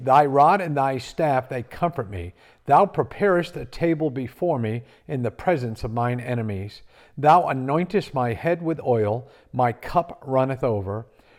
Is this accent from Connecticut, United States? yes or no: yes; Connecticut, United States; now in South Carolina, United States; raised in Connecticut.